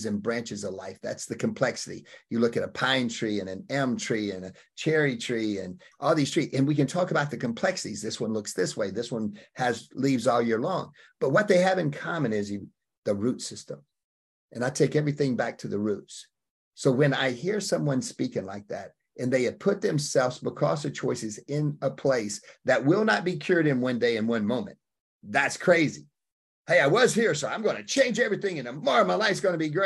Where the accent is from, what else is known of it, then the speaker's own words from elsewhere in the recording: Opp, Alabama, United States; I came out of Op, Alabama